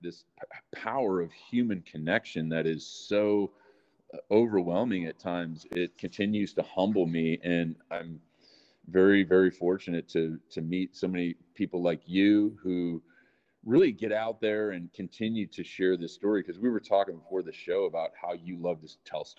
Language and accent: English; Waukegan, Illinois, United States; I was born in Waukegan, Illinois, far north suburb of Chicago. And my mom, amazing woman, raised me